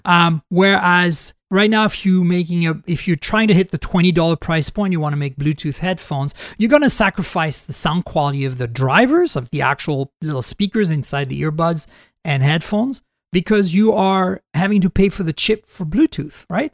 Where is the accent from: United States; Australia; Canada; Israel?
Canada; first language French; English is a second language; I'm Canadian, too